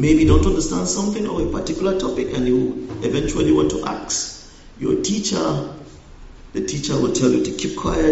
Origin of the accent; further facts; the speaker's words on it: northwest Nigeria, Nigeria; moved away; I was born in Nigeria. I was also raised in Nigeria. But I grew up in the northern part of Nigeria, specifically the northwest